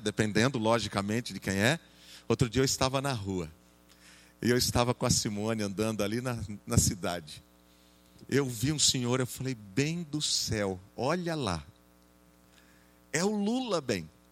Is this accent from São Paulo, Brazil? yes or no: yes; Jaú, São Paulo, Brazil; lá na igreja em Jaú, de onde eu sou